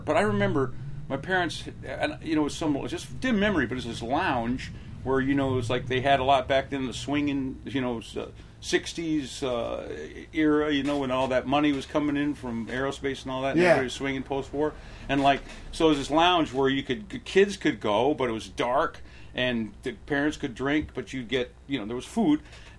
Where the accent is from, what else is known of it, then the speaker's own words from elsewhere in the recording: Orange County, California, United States; also born or lived in Montebello, California; I was born in Montebello. Okay. Yeah. So, but I grew up in Orange County.